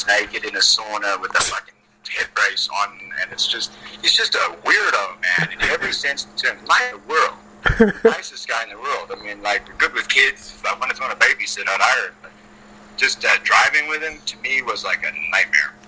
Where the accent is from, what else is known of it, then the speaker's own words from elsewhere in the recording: South Africa; moved away; I grew up in South Africa